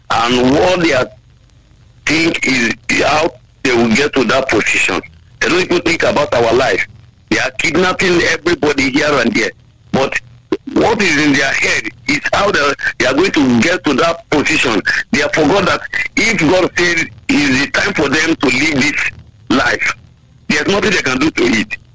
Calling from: Itori, Ogun State, Nigeria; I'm calling from uh, Itori, Ewekoro local government.

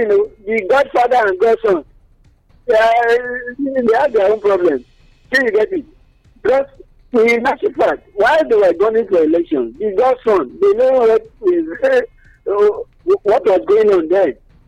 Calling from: Abeokuta, Ogun State, Nigeria; Good morning. … calling from Abeokuta.

